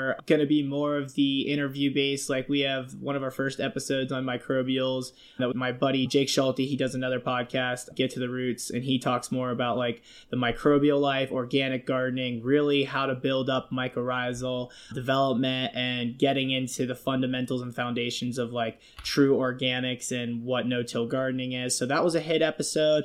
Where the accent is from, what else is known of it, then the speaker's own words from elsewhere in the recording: Jacksonville, Florida, United States; also born or lived in Pittsburgh, Pennsylvania; I grew up in Florida for like 15 years of my life, originally from Pittsburgh, Pennsylvania, but we moved to Jacksonville when I was a kid